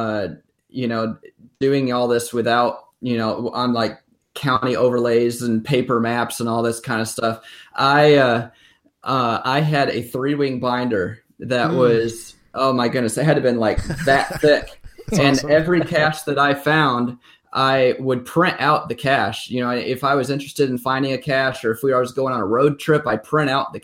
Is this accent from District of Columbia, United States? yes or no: no; Tennessee, United States; Tennessee, here in my home state